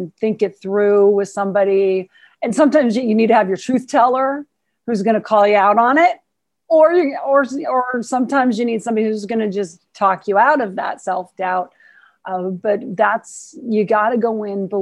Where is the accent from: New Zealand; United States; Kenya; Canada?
United States; Montana; I'm from Montana